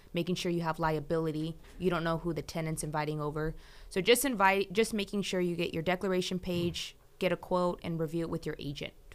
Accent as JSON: {"language": "English", "town": "Fresno", "region": "California", "country": "United States", "tie": "born or raised there", "said": "I'm born and raised in Fresno, lived in the valley my whole life, went to college in Fresno."}